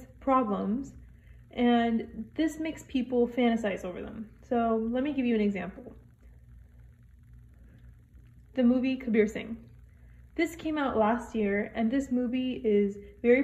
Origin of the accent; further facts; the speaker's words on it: United States; I'm a South Asian American